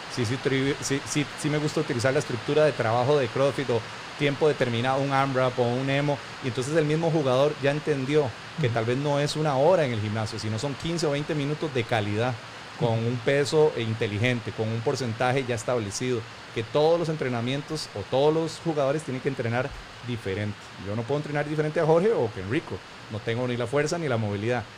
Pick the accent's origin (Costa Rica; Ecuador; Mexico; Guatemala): Costa Rica; como buen tico